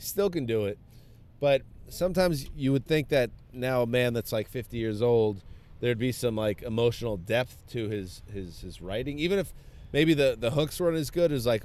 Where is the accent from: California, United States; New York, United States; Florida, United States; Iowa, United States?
New York, United States; moved away as an adult; Bob and I grew up in New York